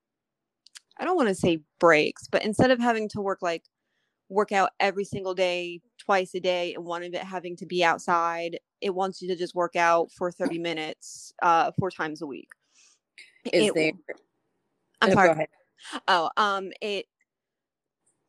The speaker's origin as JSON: {"language": "English", "region": "New York", "country": "United States", "moved": "as an adult", "lives_now": "North Carolina, United States", "said": "I'm from New York. So we got married in New York and then we moved down here to North Carolina where we're at now"}